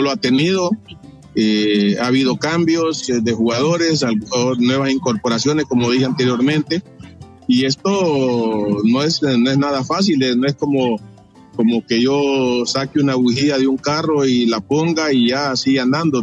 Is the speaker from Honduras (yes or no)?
yes; Honduras; como hondureño